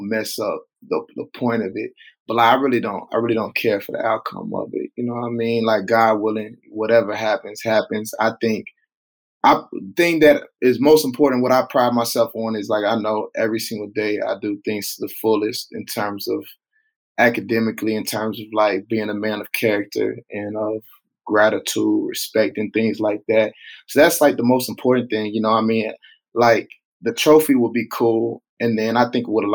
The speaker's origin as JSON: {"language": "English", "town": "Tulsa", "region": "Oklahoma", "country": "United States", "tie": "born or raised there", "said": "in Tulsa, in my hometown"}